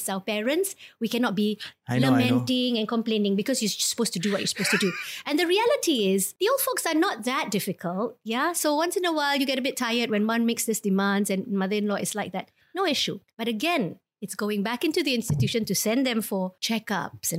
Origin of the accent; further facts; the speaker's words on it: Singapore; I was born in Singapore